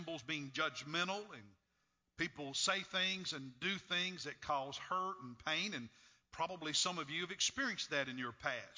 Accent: Kentucky, United States; when I was a little boy growing up in Kentucky

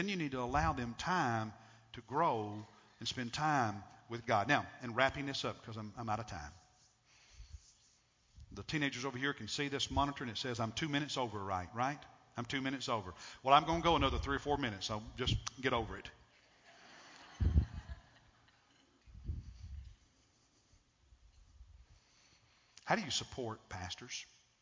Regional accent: United States; as an American

